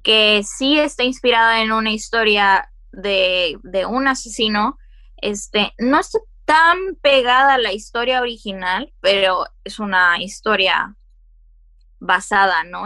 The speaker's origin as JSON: {"language": "Spanish", "country": "Mexico"}